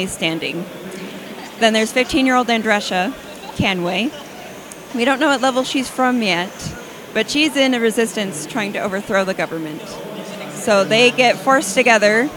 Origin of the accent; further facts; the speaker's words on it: Corpus Christi, Texas, United States; I am from the Corpus Christi area of Texas. It's right on the coast.